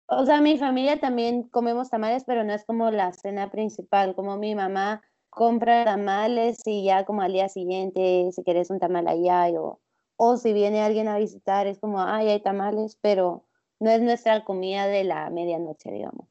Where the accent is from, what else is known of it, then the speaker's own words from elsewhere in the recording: Guatemala; gente de acá de Guatemala